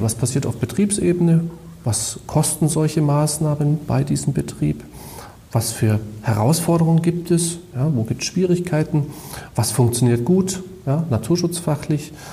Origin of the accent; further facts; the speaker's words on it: Bavaria, Germany; bei uns in Bayern